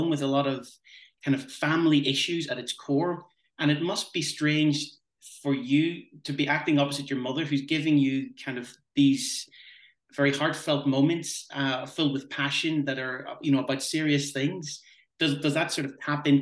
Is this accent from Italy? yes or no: no; Ireland; I'm from Ireland. I'm in Ireland.